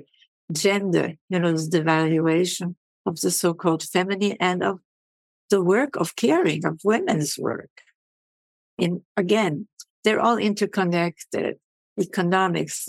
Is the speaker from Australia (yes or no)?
no; Havana, Cuba; also born or lived in Vienna, Austria; now in United States; I grew up in Havana, in the industrial slums of Havana